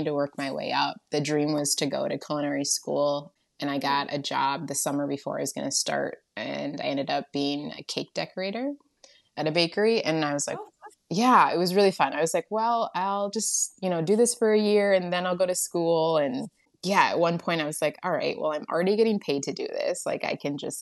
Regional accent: Michigan, United States; also born or lived in Georgia; I was born in Georgia, and I was adopted at like 2 months old, and then my adopted family was in Michigan, and yeah, grew up here and never left

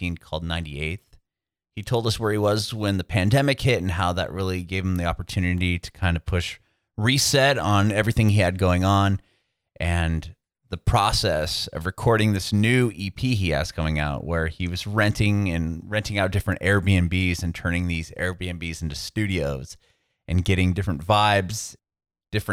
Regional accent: San Diego, California, United States; also born or lived in Walnut Creek, California; I'm from San Diego, Southern California

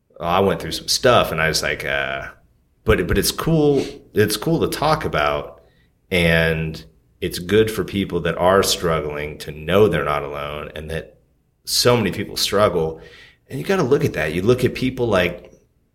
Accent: Alaska, United States; moved away; also born or lived in Portland; I'm from Alaska. Like, we don't go to therapists

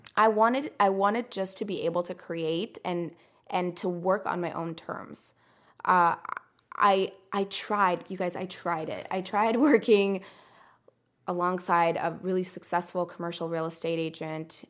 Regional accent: United States; English is a second language; also born or lived in Iran / Greece; moved to the U S when I was five

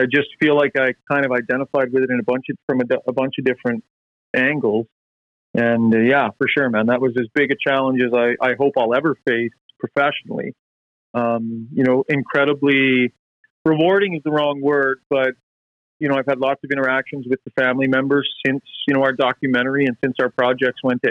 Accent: Prince George, British Columbia, Canada; when I was a kid growing up in Prince George

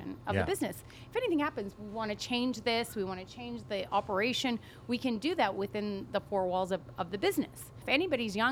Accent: Canada; also born or lived in Colorado; I'm from here

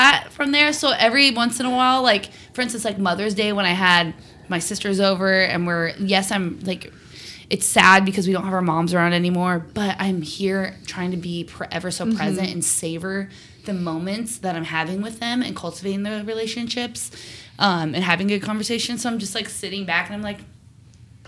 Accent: Pacific Northwest, United States; we're from the Pacific Northwest

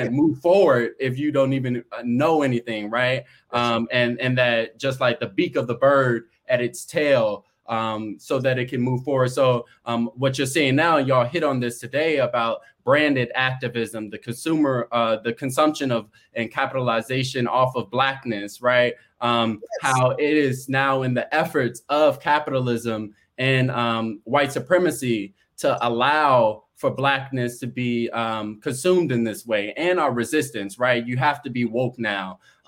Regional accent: Chicago, Illinois, United States; from Chicago.

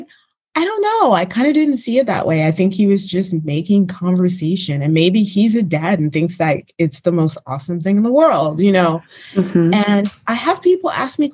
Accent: United States; moved away as an adult; also born or lived in Los Angeles; now in Montenegro; I am an American

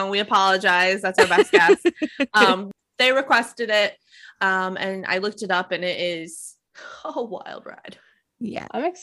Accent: Michigan, United States; Wow, my home state.

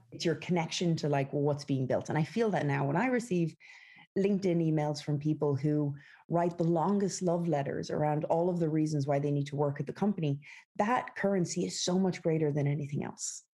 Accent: west of Ireland, Ireland; moved away as an adult; also born or lived in San Francisco; now in United States; I grew up in the west of Ireland

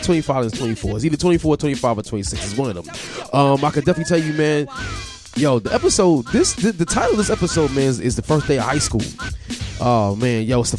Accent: New York City, New York, United States; I grew up in Brooklyn, Bedford-Stuyvesant. I went to high school at Paul Robeson High School.

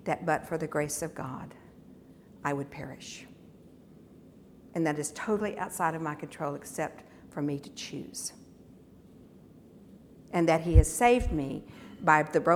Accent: United States; being American in America

